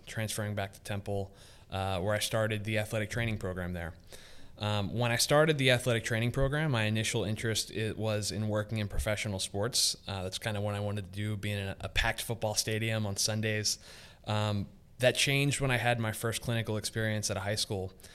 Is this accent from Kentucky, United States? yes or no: no; Philadelphia, Pennsylvania, United States; I grew up in Northeast Philadelphia